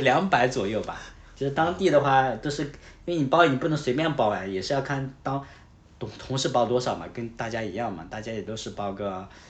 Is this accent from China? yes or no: yes; northern China, China; 我是北方人